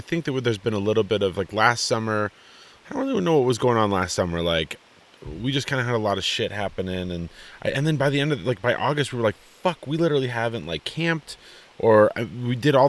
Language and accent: English; Colorado, United States; I'm like from Colorado